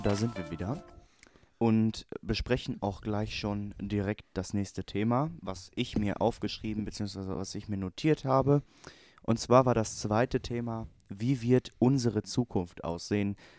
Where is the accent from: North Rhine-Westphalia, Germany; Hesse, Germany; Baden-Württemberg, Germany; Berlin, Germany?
North Rhine-Westphalia, Germany; Hamm; ich aus Hamm kam